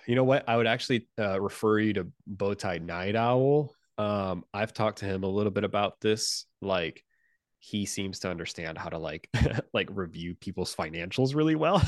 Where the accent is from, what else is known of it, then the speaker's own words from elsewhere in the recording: Puerto Rico; English is a second language; moved away; I'm originally from Puerto Rico